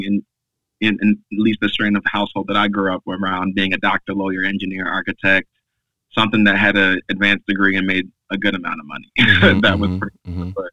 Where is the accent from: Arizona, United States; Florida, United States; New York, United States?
New York, United States; Long Island; now in New York City, United States; I grew up on Long Island for the majority of the second half of my formative years